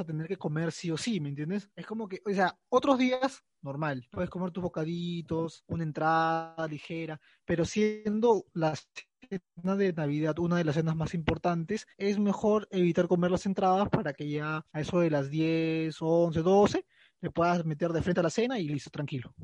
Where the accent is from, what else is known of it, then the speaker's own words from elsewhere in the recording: Peru; acá en Perú eso no sirve porque acá no comemos turrón ni ricos polvorones.